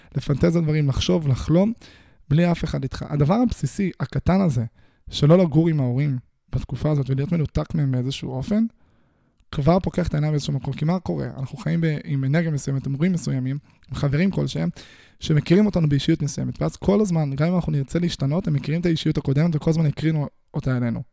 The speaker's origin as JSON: {"language": "Hebrew", "country": "Israel", "tie": "born or raised there", "said": "אני נולדתי בישראל"}